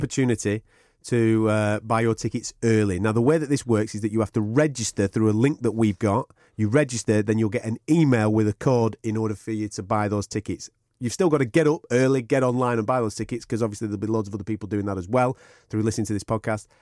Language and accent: English; Blackburn, North West England, United Kingdom; now in Manchester, United Kingdom; I'm from Blackburn